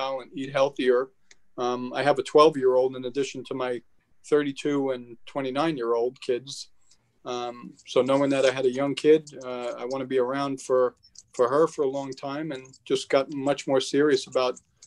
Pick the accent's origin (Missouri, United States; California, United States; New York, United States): New York, United States; I grew up in Queens, the whole entire block, we lived on a block with row houses